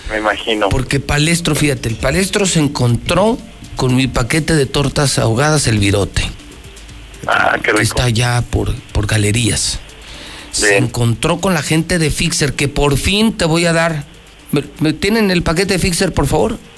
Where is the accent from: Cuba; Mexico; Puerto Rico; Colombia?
Mexico; si soy mexicano, parezco europeo